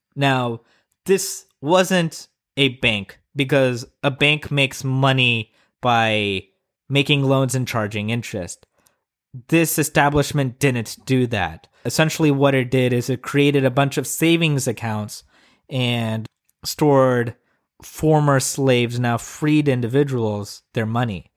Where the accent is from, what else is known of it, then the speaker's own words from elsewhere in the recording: Tulsa, Oklahoma, United States; my hometown of Tulsa